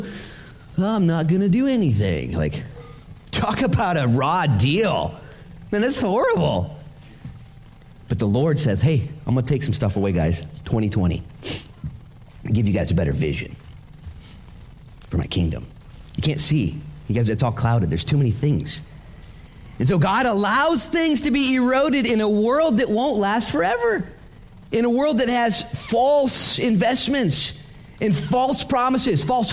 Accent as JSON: {"language": "English", "country": "United States", "said": "I'm an American"}